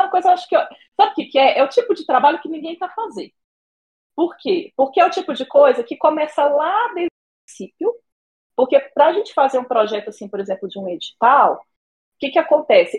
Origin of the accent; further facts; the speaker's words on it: Brasília, Federal District, Brazil; moro em Brasília, sou de Brasília mesmo, já estou aqui desde que eu nasci